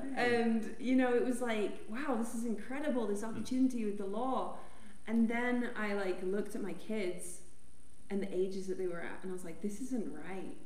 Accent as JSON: {"language": "English", "town": "Amarillo", "region": "Texas", "country": "United States", "moved": "yes", "lives_now": "Colorado, United States", "said": "I'm from Amarillo, Texas"}